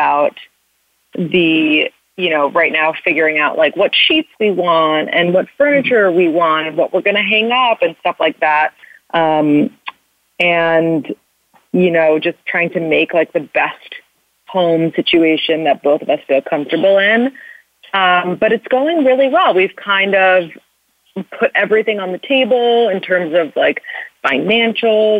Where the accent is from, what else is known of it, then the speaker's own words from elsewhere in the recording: New York City, New York, United States; I am 30 and I'm from New York City